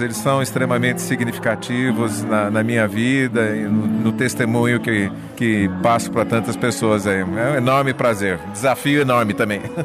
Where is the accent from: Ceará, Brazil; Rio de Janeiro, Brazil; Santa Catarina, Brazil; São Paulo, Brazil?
São Paulo, Brazil; Carapicuíba; eu e o Vavá somos lá de Carapicuíba